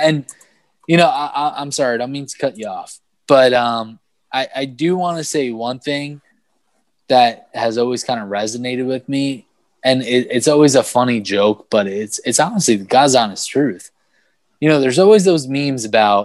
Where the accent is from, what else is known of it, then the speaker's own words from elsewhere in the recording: Manalapan, New Jersey, United States; also born or lived in Brooklyn, New York; I grew up in Manalapan, New Jersey, after moving here from Brooklyn